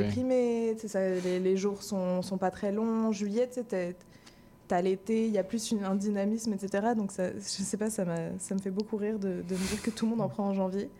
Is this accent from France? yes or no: no; Madagascar; moved away; j'ai grandi à Madagascar